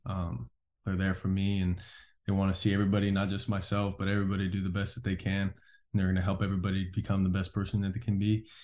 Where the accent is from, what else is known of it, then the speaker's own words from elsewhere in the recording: California, United States; moved away as an adult; now in Oklahoma, United States; where I grew up in California